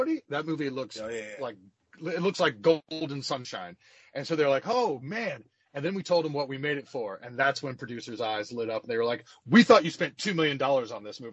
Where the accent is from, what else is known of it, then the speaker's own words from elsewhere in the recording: High Point, North Carolina, United States; also born or lived in Winston-Salem, North Carolina; I was born and raised in High Point, North Carolina, but my entire family is from Chicago